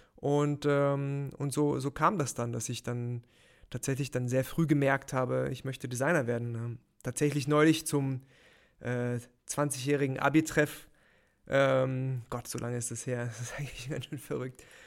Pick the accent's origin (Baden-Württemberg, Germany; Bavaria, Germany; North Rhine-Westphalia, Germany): Baden-Württemberg, Germany; near Heidelberg; moved away as an adult; also born or lived in Mannheim; now in Munich, Germany; aufgewachsen in der Nähe von Heidelberg